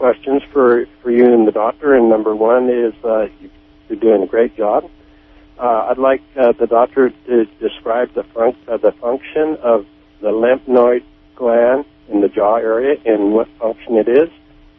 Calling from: Blacksburg, Virginia, United States

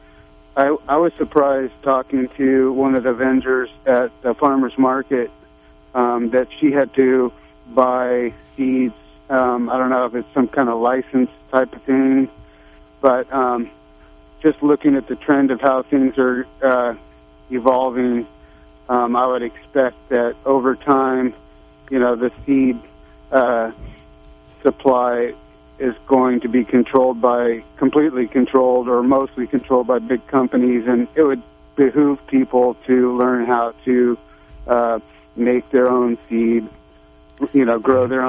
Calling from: Arcata, California, United States; I'm from the Arcata area.

